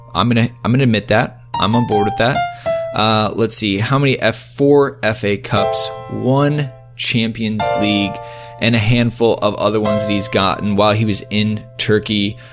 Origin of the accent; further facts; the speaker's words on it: Iowa, United States; I'm from Iowa